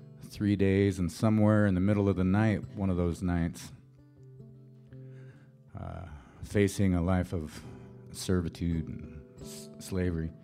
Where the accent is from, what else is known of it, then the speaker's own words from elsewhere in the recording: Montana, United States; moved away as an adult; now in Colorado, United States; I was born in Montana, raised there. I moved to Colorado about 10 minutes after I graduated from high school